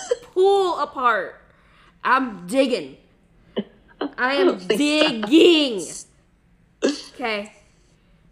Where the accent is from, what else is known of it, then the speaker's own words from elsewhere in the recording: United States; we're American